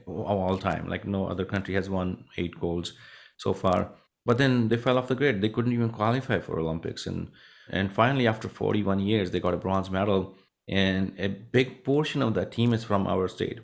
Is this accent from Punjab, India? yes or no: yes; Punjab, India; moved away; I grew up in a small village in India, a northern, uh, state called Punjab